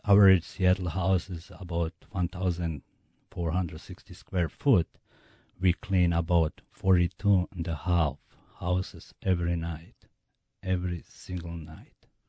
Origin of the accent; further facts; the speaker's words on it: Bosnia & Herzegovina; English is a second language; moved away as an adult; now in United States; I'm from Bosnia